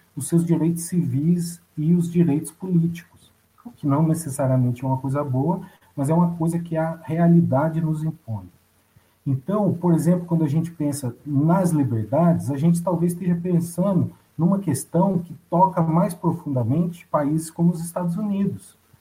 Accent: Brazil

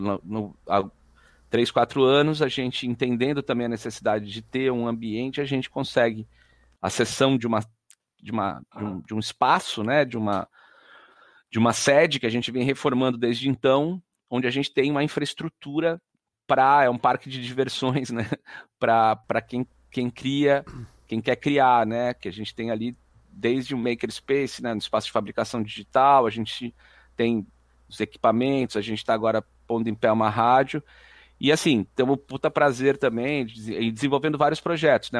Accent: Jundiaí, São Paulo, Brazil; sou de Jundiaí, nasci em Jundiaí

